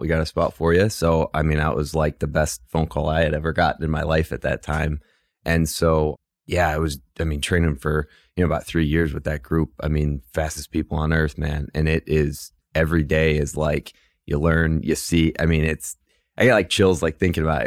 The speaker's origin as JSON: {"language": "English", "town": "Cleveland", "region": "Ohio", "country": "United States", "tie": "born or raised there", "moved": "yes", "said": "I grew up on the west side of Cleveland, so Midwest kid"}